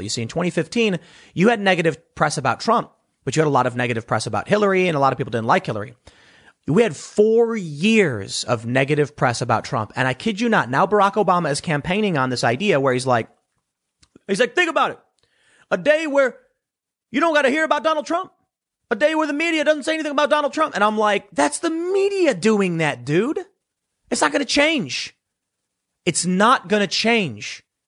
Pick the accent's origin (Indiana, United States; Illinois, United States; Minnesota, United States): Illinois, United States; Chicago; I'm from Chicago